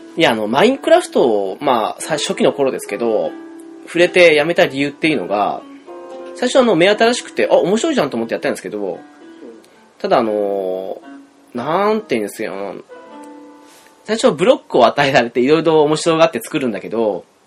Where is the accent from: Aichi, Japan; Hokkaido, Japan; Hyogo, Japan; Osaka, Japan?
Hokkaido, Japan; 我々道民としてはね